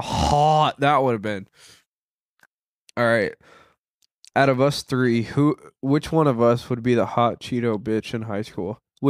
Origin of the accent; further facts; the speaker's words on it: Nebraska, United States; we're from Nebraska, but we're actually here doing the podcast in East Palestine, Ohio.